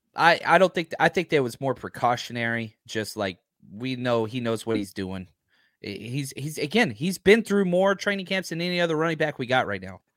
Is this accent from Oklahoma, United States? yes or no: no; Texas, United States; I'm from Texas